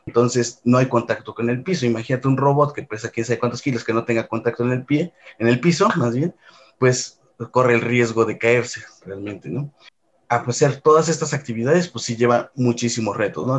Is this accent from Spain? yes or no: no; Puebla, Mexico; moved away as an adult; now in Mexico City, Mexico; yo soy originario de la ciudad de Puebla. Realmente toda mi vida la pasé allá